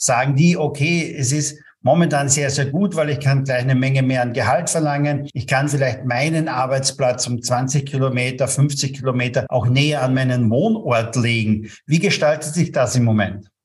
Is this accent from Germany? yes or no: no; Austria; bei uns in Österreich